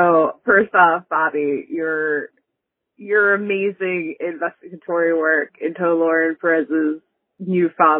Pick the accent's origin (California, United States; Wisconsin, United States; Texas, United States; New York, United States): New York, United States; Long Island; moved away; I am from Long Island originally